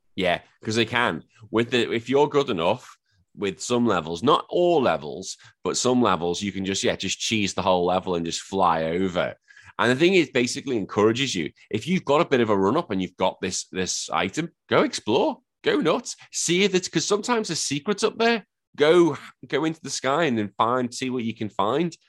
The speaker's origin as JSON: {"language": "English", "region": "England", "country": "United Kingdom", "said": "I am just some drunken Englishman pretending to be an Australian"}